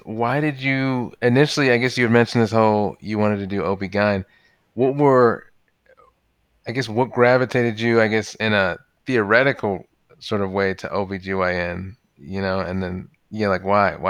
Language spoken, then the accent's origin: English; Maryland, United States; I'm more from the Maryland area.